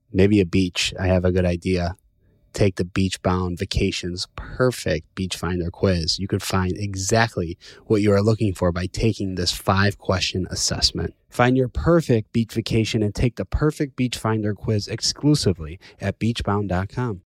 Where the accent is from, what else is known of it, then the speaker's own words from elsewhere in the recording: Chicago, Illinois, United States; now in New York, United States; I'm from Chicago